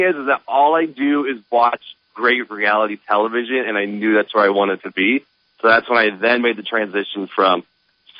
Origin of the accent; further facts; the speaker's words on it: Des Moines, Iowa, United States; moved away as an adult; also born or lived in Omaha, Nebraska; I'm actually from Iowa